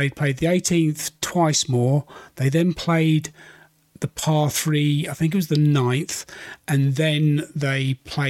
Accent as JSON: {"language": "English", "country": "United Kingdom", "said": "Being a Brit myself"}